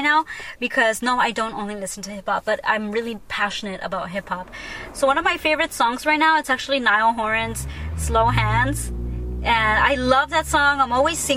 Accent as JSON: {"language": "English", "town": "Long Beach", "region": "California", "country": "United States", "said": "I'm from Long Beach"}